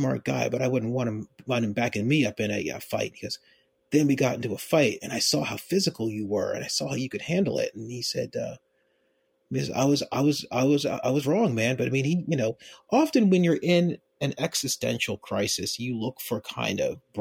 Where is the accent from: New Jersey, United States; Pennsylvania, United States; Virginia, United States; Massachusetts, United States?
Pennsylvania, United States; Philadelphia; moved away as an adult; now in Baltimore, United States; I grew up in Philadelphia. I grew up in an upper middle class part of Philadelphia